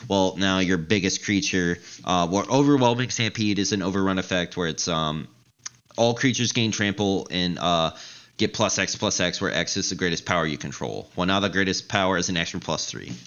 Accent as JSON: {"language": "English", "region": "the South", "country": "United States", "said": "I'm from the South, and my church"}